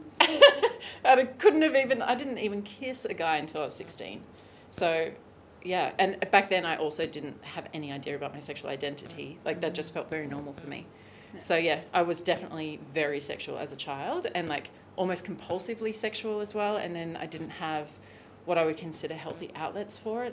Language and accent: English; Australia; moved away as an adult; also born or lived in Bali / Hawaii / Los Angeles; I'm Australian. Traditionally, I left Australia in 2016